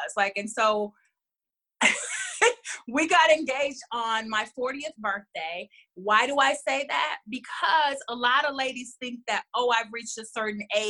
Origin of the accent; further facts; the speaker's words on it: Houston, Texas, United States; moved away; also born or lived in Los Angeles; I'm originally from Houston, but I've been living in LA for about 7 years, and I moved back to Houston in 2014.